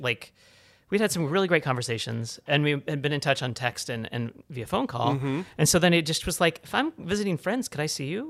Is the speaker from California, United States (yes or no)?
no; Cincinnati, Ohio, United States; moved away; I grew up in Cincinnati, Ohio.